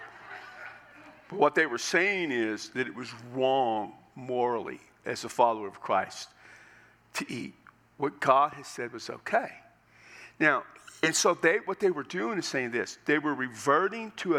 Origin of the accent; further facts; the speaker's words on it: United States; as an American